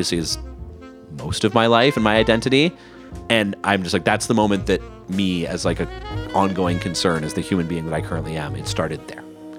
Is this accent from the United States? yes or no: no; Canada